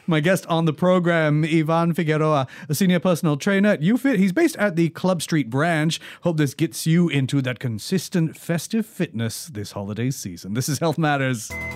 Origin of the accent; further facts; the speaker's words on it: Singapore; we're Singaporean